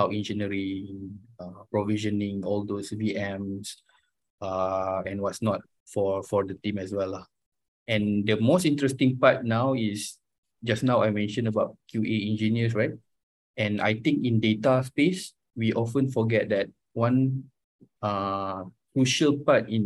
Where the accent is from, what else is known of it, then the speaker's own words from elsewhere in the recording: Kuala Lumpur, Malaysia; also born or lived in United Kingdom; I was born in Kuala Lumpur.